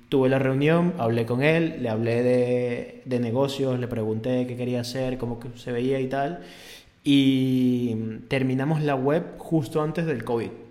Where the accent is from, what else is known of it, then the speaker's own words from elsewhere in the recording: Venezuela; moved away; en mi país esto es normal